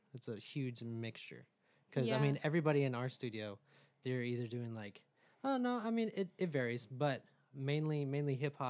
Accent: Nebraska, United States; I am from Nebraska. That's really flat too.

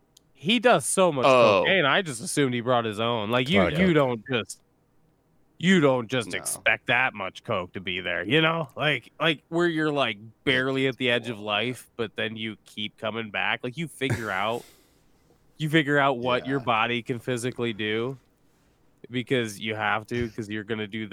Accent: North Dakota, United States; moved away; And I grew up in North Dakota, and I'm happy to not be in North Dakota because my vote wouldn't count there.

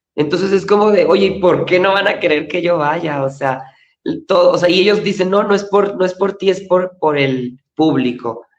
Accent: Chihuahua, Mexico; moved away as an adult; now in Mexico City, Mexico; Duré como cinco años estudiando teatro musical en Chihuahua, Chihuahua, de donde soy yo.

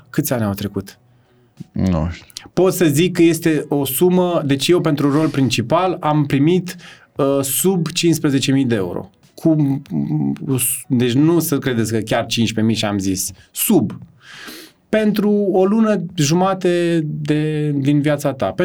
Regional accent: Târgu Ocna, Bacău County, Romania; eram din Târgu Ocna așa am un simț, n-am un simț al măsurii prea puternic și sunt ușor cocalar când vine vorba de să arăt cât am.

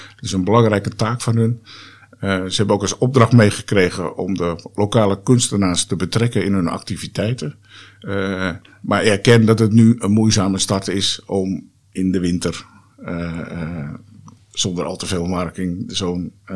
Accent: Haarlem, North Holland, Netherlands; moved away; also born or lived in Amsterdam / Lelystad; ik ben eh, eh, opgegroeid in Haarlem, geboren in Amsterdam, maar ik ben echt in Haarlem opgegroeid

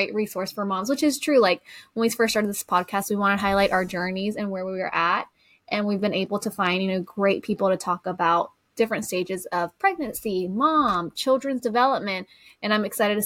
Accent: Georgia, United States; we're both from Georgia, where it's not 90% population of Spanish speakers

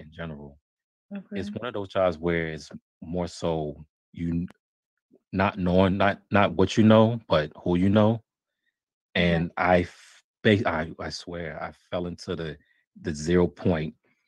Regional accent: hometown where Firaxis is, Maryland, United States; here in my hometown

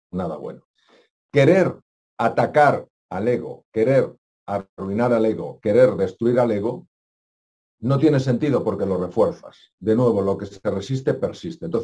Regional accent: Spain; yo tengo tantos años, yo soy español

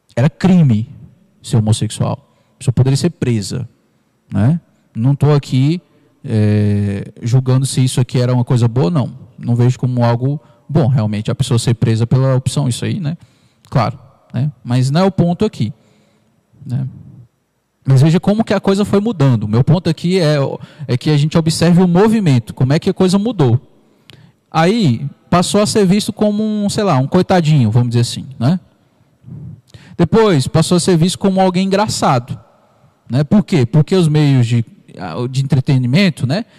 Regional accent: Parnaíba, Piauí, Brazil; now in Ceilândia, Brazil; da minha cidade natal, Parnaíba

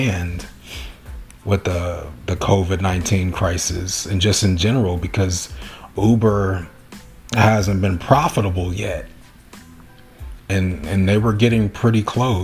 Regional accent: Long Beach, California, United States; I'm from Long Beach

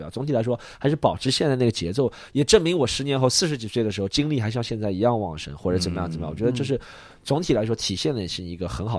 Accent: China; 那我觉得要我们还是亚裔里面一个分支嘛，是中国人，

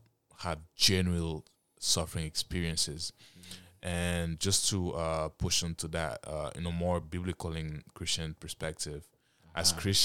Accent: Canada; also born or lived in Africa; I grew up in Africa for like 9 years when I was a kid. And I grew up in Canada. And I'll be honest, I've noticed a lot of changes when I came in a Western country.

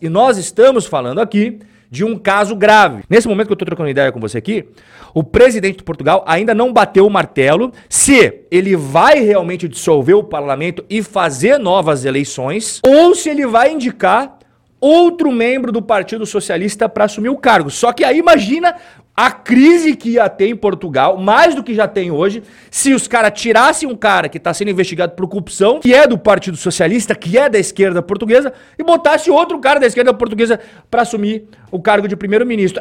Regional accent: Brazil; como brasileiro

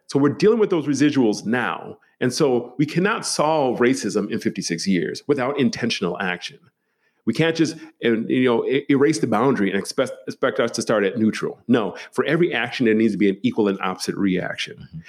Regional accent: Milwaukee, Wisconsin, United States; I was raised in uh, Milwaukee, Wisconsin, the city.

